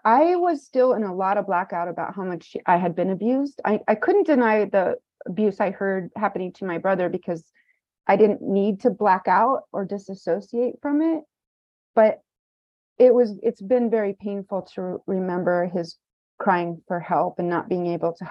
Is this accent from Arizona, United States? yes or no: no; Kansas, United States; now in Los Angeles, United States; my hometown, small town Kansas